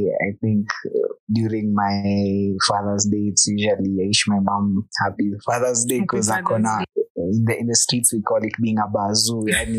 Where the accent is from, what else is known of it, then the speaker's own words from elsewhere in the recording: Nairobi, Kenya; I was born in Dandora.